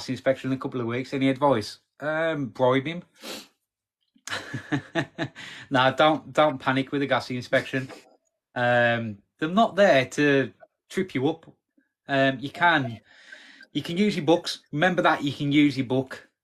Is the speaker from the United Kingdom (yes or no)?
yes; Wednesbury, West Midlands, United Kingdom; now in Walsall, United Kingdom; I grew up in Wensbury.